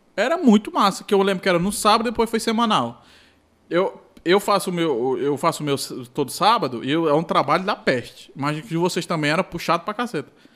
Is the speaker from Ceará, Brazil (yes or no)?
yes; Ceará, Brazil; sou lá do Ceará